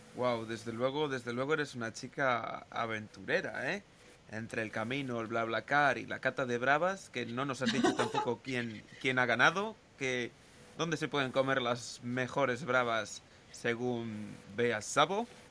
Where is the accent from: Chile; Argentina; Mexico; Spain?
Spain; Galicia; nosotros que somos, que somos gallegos